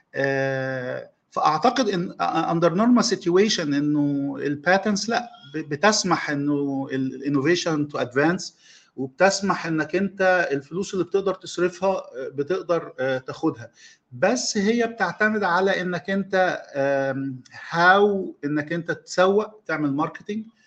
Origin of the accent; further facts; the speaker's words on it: Egypt; عندنا في مصر